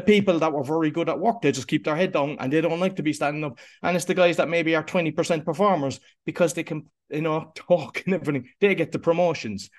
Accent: Cork, Munster, Ireland; I grew up in Cork in Ireland, which is in the, the south of Ireland.

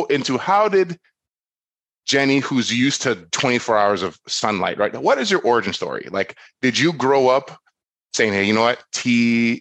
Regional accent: Florida, United States; I'm from Florida

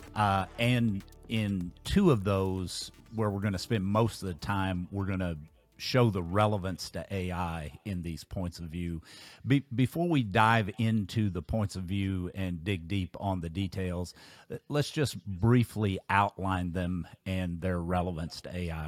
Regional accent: Kentucky, United States; my home state of Kentucky

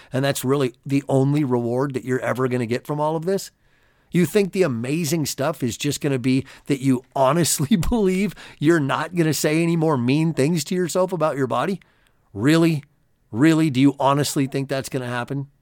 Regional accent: California, United States; I grew up in California and I had a lot of Mexican friends as a kid

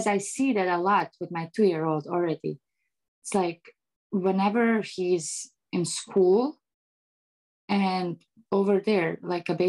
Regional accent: Bosnia & Herzegovina; English is a second language; now in United States; I grew up in Eastern Europe where it's more like, you know, strict

